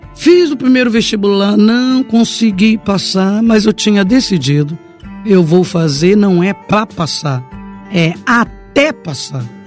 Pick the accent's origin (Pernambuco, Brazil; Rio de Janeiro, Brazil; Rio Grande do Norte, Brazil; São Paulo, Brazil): Rio de Janeiro, Brazil; Duque de Caxias; eu sou moradora de Baixada, sou do Pantanal, Caxias